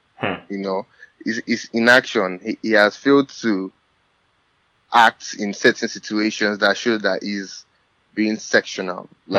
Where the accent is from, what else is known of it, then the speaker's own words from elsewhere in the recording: Lagos, Nigeria; moved away as an adult; now in New York, United States; I live in New York. I grew up in Nigeria. I spent 17 years of my life in Nigeria. I schooled here. I graduated in 2013 with my bachelor's degree, and I work currently in New York.